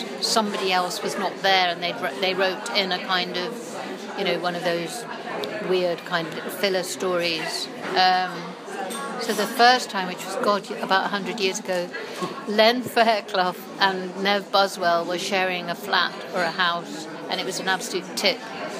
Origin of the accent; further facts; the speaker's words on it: Scotland, United Kingdom; so I do identify myself as a Scot rather than an English person.